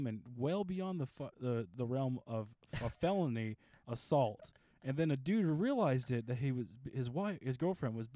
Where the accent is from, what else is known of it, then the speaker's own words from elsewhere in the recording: the South, United States; I'm from the South